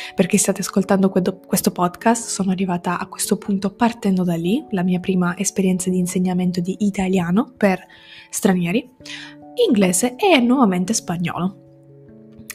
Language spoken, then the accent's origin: Italian; Sicily, Italy; moved away as an adult; now in Turin, Italy; Quindi sono siciliana, come detto prima, ma non vivo in Sicilia, o almeno non più. Ci ho vissuto per i primi diciannove anni della mia vita